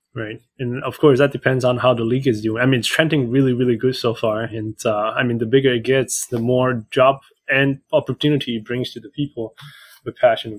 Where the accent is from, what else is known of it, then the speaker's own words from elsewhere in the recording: Vancouver Island, north of Victoria, British Columbia, Canada; I grew up in Canada, um, actually hmm. just north of Victoria in Vancouver Island